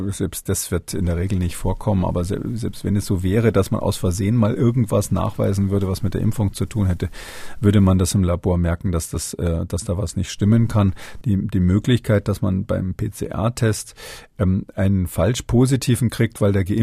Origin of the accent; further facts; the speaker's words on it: Swabia, Germany; Aber ich bin kein Sachse, ich bin Schwabe.